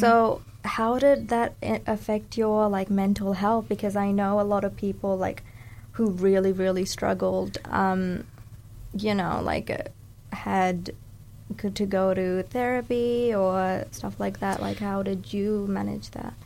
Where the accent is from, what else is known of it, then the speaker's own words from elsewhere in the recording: Dunedin, Otago, New Zealand; also born or lived in Sri Lanka; I'm a Sri Lankan Kiwi. So, I was born in Sri Lanka and I came here at the age of eight. So, I've been raised here and consider New Zealand my home.